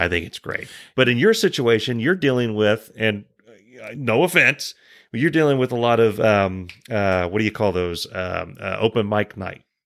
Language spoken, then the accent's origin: English; United States; I'm an American